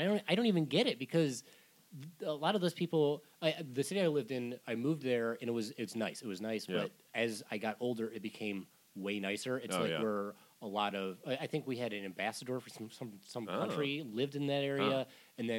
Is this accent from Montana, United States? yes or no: no; Michigan, United States; moved away; Yeah, I grew up in Michigan.